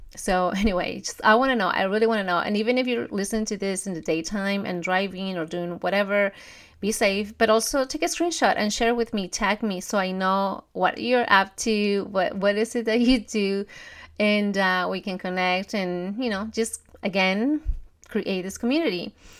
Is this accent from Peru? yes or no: yes; Peru; moved away; I'm from Peru. We don't have Thanksgiving and we definitely don't have Black Friday